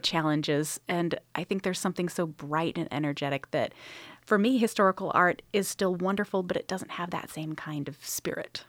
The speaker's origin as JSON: {"language": "English", "town": "Sacramento", "region": "California", "country": "United States", "tie": "born or raised there", "also_born_or_lived": "Los Angeles, California / Indiana / Pennsylvania", "moved": "as an adult", "lives_now": "North Carolina, United States", "said": "I'm originally from Northern California, from the Sacramento area"}